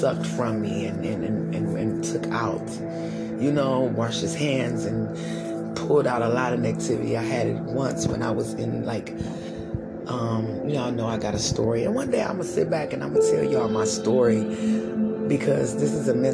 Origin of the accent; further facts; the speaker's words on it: United States; I'm African American. Got a little Indian in me, but I'm African American